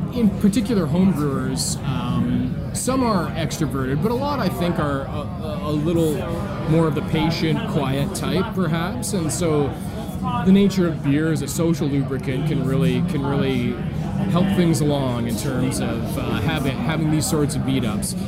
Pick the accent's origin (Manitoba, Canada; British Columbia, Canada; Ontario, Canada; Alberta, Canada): British Columbia, Canada; moved away as an adult; also born or lived in California; growing up in British Columbia